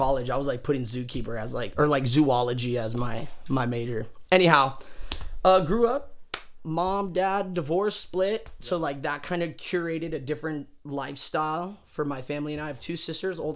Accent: Murrieta, California, United States; actually born and raised in Marietta, Temecula

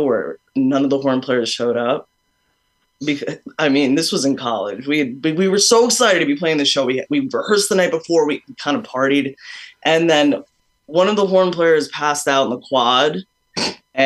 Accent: New York City, New York, United States; We're from Staten Island, New York

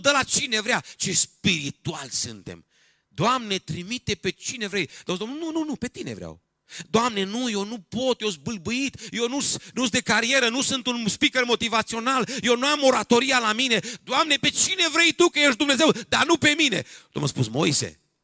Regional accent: Romania; Eu sunt român

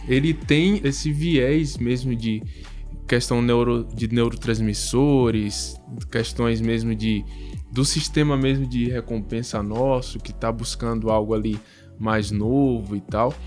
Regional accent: Bahia, Brazil; eu sou baiano

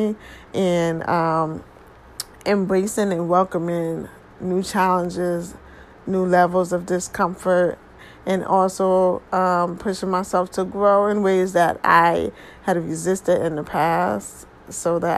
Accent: New Haven, Connecticut, United States; born and raised in New Haven, Connecticut

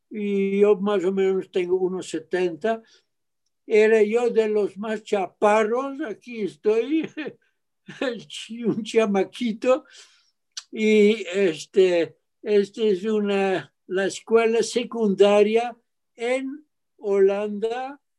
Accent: Mexico; born there; vamos a México. México, dije, que ya es mi tierra, ahí nací.

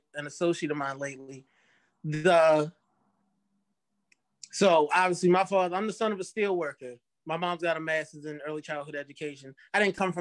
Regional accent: Dundalk, Maryland, United States; growing up in Dundalk and hanging out with just all types of people

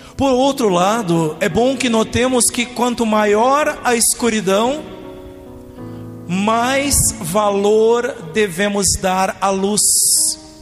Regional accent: Rio Grande do Sul, Brazil; moved away as an adult; Lá no Rio Grande do Sul, onde eu nasci e vivi até 18 anos de idade

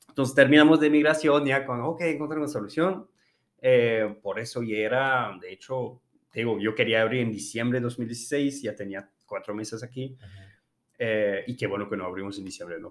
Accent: France; Spanish is a second language; moved away as an adult; also born or lived in Hermosillo, Mexico; now in Mexico; soy francés, eh, de hecho casi toda mi vida la, vivo en Francia

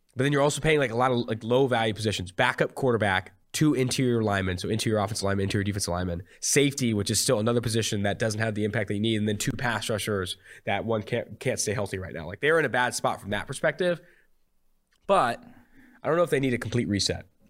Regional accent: Oakland, California, United States; now in Cincinnati, United States; I'm from Oakland, California

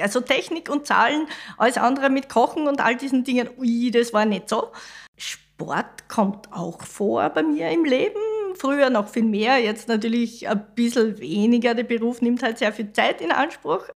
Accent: Mariazell, Styria, Austria; also born or lived in Vienna; Ich komme vom Land, ich komme aus Mariazell, aus der Steiermark

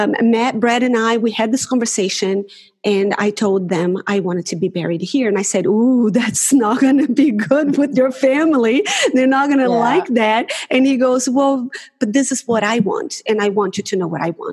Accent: Brazil; moved away as an adult; now in Auckland, New Zealand; I'm originally from Brazil

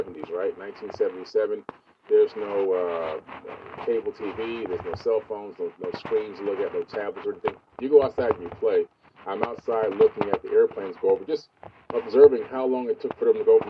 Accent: Miami, Florida, United States; born or raised there; also born or lived in New York

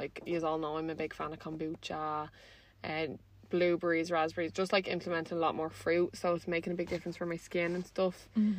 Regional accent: Balbriggan, Leinster, Ireland; now in Dublin, Ireland; I live in the city, but I'm from Balbriggan.

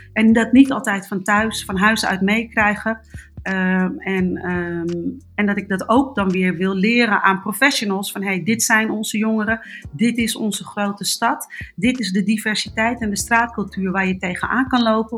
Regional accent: Amsterdam, North Holland, Netherlands; ik ben geboren en getogen in Amsterdam

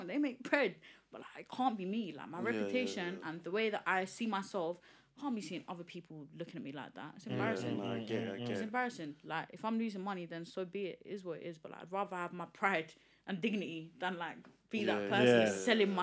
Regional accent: London, United Kingdom; accent: Cockney; born in East, raised in East.

